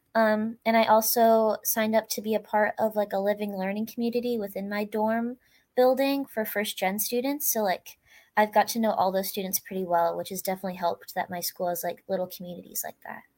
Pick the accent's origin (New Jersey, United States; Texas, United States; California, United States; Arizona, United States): California, United States; now in Sherwood, Oregon, United States; I actually grew up in California, but I moved to Oregon